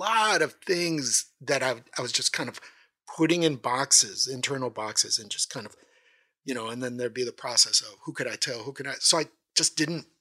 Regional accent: San Diego, California, United States; also born or lived in Mexico City, Mexico / Tijuana, Mexico / Baldwin Park, California; having been born in Mexico City, having grown up in Tijuana, growing up in San Diego too

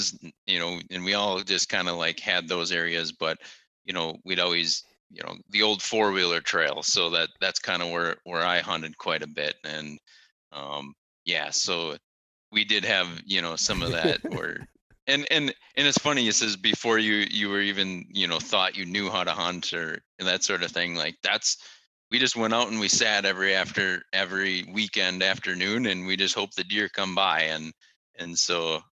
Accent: Wisconsin, United States; moved away as an adult; now in North Carolina, United States; I am born and raised in the Midwest in Wisconsin

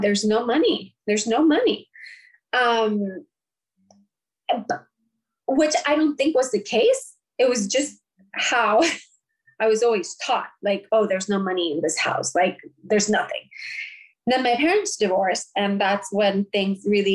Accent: Puerto Rico; I'm from Puerto Rico

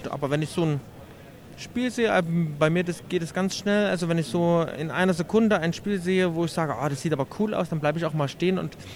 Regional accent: Leipzig, Saxony, Germany; als Leipziger für die lange Nacht der Computerspiele in Leipzig

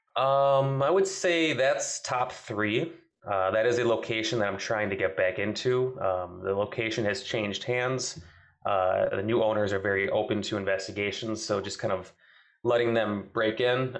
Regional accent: southern Wisconsin, United States; from southern Wisconsin

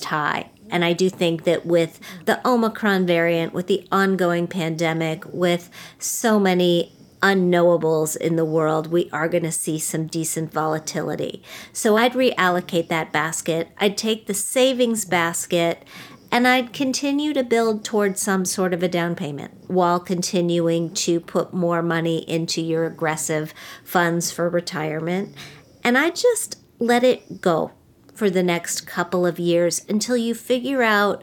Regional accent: West Virginia, United States; I'm from West Virginia. I'm from a state where people got married really early.

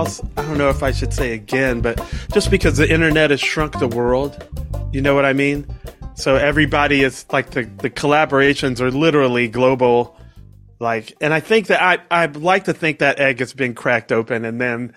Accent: Washington, District of Columbia, United States; and I was living in Georgia, which was like a different country to me growing up in Washington, D.C.

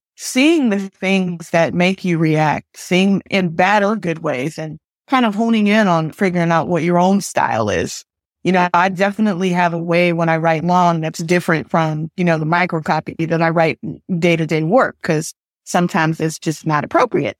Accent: United States; also born or lived in Port Arthur, Texas; now in Pasadena, United States; I grew up on the East Coast in New York and New Jersey.

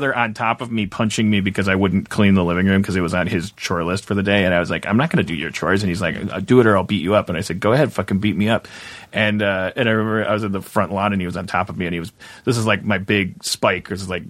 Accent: Milwaukee, Wisconsin, United States; born or raised there

